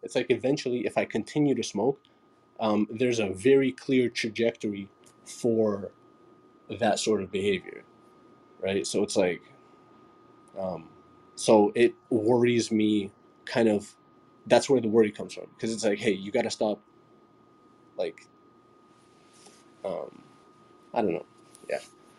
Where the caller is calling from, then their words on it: Toronto, Ontario, Canada; I'm coming here from Toronto as well.